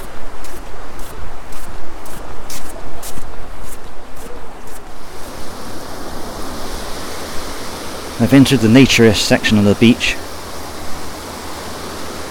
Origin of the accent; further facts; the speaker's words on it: Poole, South West England, United Kingdom; I was born in Poole General Hospital, I think it's called, 51 years ago today.